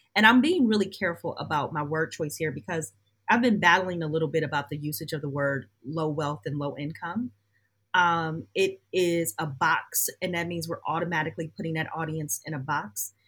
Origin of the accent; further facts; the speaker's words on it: Detroit, Michigan, United States; my hometown, the place where I live, Detroit